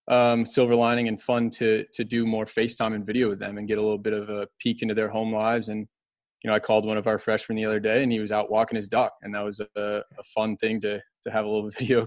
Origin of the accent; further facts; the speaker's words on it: Kalamazoo, Michigan, United States; We used to go home all the time. I'm from Kalamazoo originally, and I really miss doing that.